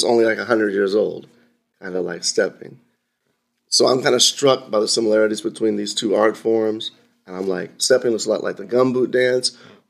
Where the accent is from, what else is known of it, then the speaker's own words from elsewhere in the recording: Houston, Texas, United States; moved away as an adult; also born or lived in Washington, D.C.; I grew up in Houston, Texas, came to Howard University in 1986.